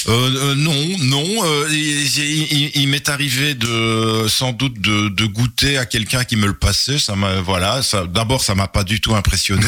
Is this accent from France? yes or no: no; Charleroi, Wallonia, Belgium; also born or lived in Brussels; je suis né en 1957 à Charleroi. J'ai fait mes études à l'Athénée, euh, de mes études secondaires à l'Athénée de Charleroi